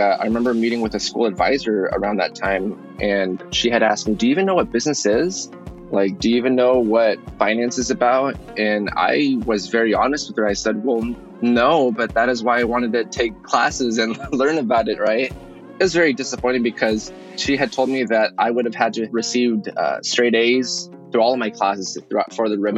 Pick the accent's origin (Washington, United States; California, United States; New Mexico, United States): Washington, United States; Yakima; moved away as an adult; also born or lived in Guadalajara, Jalisco, Mexico / Seattle, Washington; I was born in Guadalajara, Jalisco, Mexico. But my family moved to the U.S. when I was 2 years old, and I was raised in Yakima, Washington